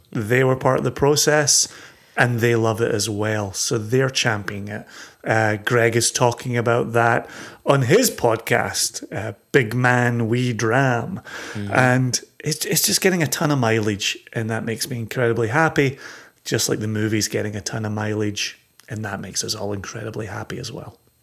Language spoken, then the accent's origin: English; Scotland, United Kingdom; we're growing up in Scotland